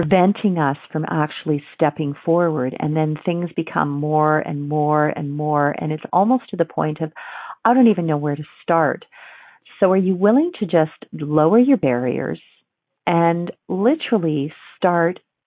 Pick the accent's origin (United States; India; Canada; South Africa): Canada; Ontario; now in Alberta, Canada; I grew up on Ontario, where there was a ton of antiques